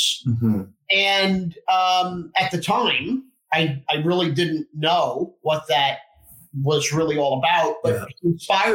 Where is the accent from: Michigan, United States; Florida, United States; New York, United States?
New York, United States; Long Island; moved away as an adult; also born or lived in Atlanta, Georgia; now in Dallas, United States; I grew up in Long Island, New York